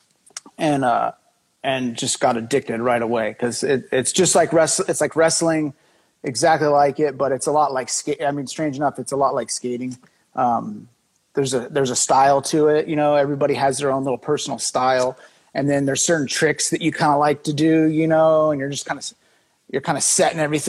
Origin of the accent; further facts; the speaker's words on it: Imperial Beach, California, United States; also born or lived in Chula Vista, California; now in Washington, D.C. area, United States; I was born in Chula Vista, like where Brian Bell and all them were from. And then I grew up in Imperial Beach, which is right next to it